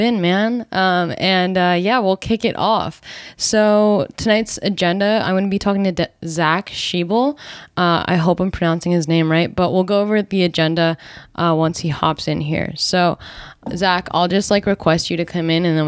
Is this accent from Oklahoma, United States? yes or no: no; New Jersey, United States; I grew up in New Jersey